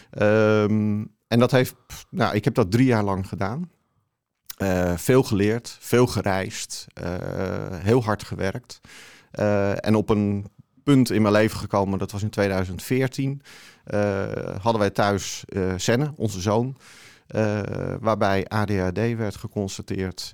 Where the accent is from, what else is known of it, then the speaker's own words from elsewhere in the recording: Haarlemmermeer, North Holland, Netherlands; also born or lived in Amsterdam; now in Alkmaar, Netherlands; van oorsprong kom ik uit de Haarlemmermeer